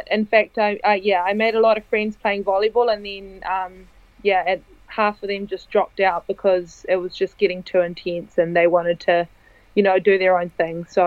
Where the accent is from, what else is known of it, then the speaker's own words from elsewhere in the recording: Italy; also born or lived in New Zealand; Um, well, my mother's Italian and my dad is Kiwi. So um, I was born in New Zealand, but I moved to Italy when I was 10.